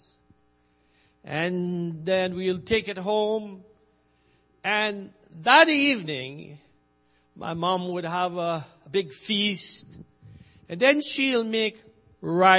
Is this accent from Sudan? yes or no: no; Trinidad & Tobago; moved away; I grew up in Trinidad, and when I was growing up, we planted rice